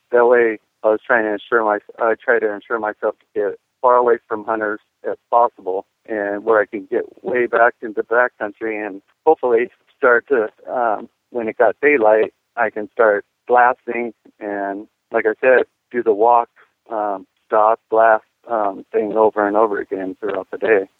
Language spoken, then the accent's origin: English; Oceanside, California, United States; moved away as an adult; also born or lived in San Diego, California; now in Iowa, United States; born in Oceanside, which is right next to Camp Pendleton.